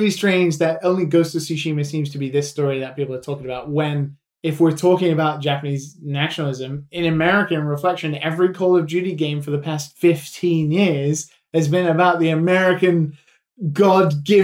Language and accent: English; England, United Kingdom; As an English been... person